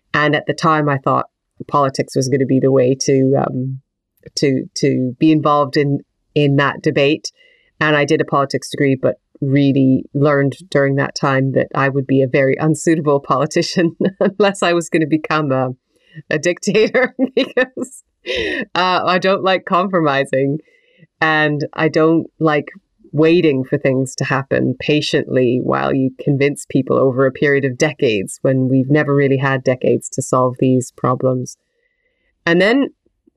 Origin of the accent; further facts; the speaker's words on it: Western Canada, Canada; now in United Kingdom; I grew up in Western Canada, and it was beautiful and wonderful, and I had access to big nature as a child